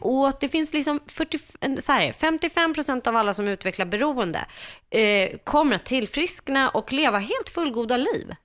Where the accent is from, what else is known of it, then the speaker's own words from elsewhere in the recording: Stockholm, Stockholm County, Sweden; jag växte upp eh, på Söder i Stockholm med min pappa